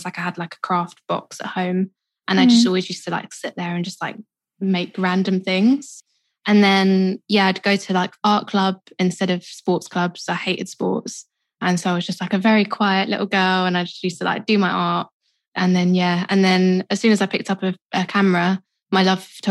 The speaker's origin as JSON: {"language": "English", "region": "London", "country": "United Kingdom", "tie": "born or raised there", "said": "I grew up in Southeast London, kind of moved a little bit further in, so I'm kind of still South London. But yeah, born and raised"}